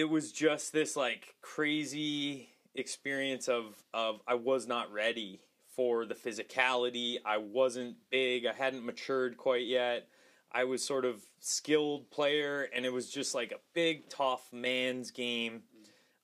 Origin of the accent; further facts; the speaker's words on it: Calgary, Alberta, Canada; I grew up in Calgary, Western Canada